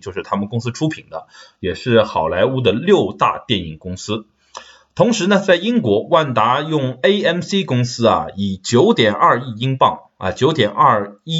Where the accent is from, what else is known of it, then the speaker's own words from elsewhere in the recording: China; now in United Kingdom; 我们中国人